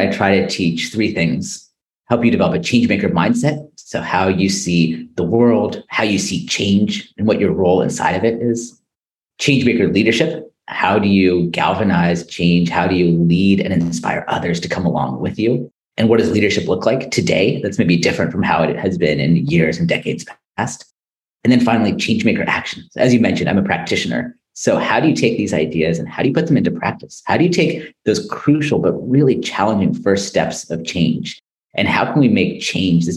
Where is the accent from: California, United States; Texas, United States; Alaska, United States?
California, United States; Silicon Valley Bay Area; also born or lived in Stockholm, Sweden; I'm born and raised in the Silicon Valley Bay Area